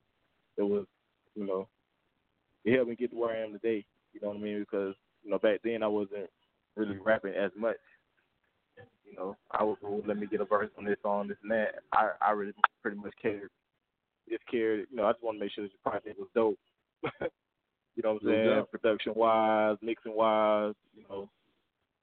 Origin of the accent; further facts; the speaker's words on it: Mississippi, United States; moved away as an adult; now in Atlanta, United States; I was born and raised in Mississippi